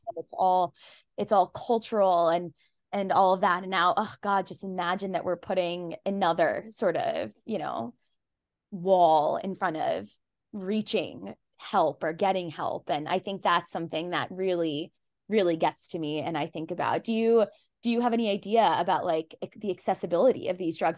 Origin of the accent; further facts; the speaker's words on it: Pakistan; I'm Pakistani, I'm Muslim